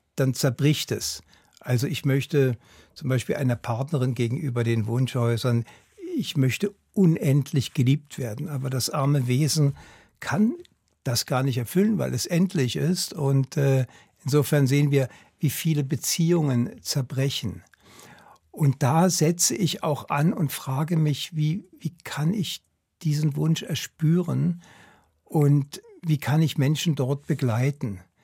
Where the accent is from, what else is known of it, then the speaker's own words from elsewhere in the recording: Berlin, Germany; now in Switzerland; Ich bin in Berlin aufgewachsen